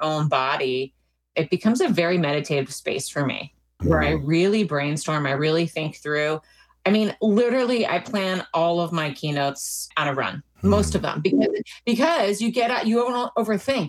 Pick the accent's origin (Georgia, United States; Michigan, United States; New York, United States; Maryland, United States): Maryland, United States; also born or lived in Washington, D.C.; I grew up in Maryland and was born in Washington, D.C.